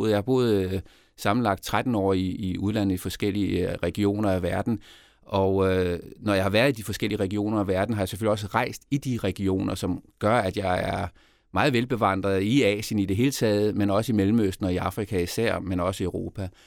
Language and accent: Danish; Denmark; also born or lived in Côte d'Ivoire; fordi øh, jeg kom til Elfmenskysten jo med min opvækst i Danmark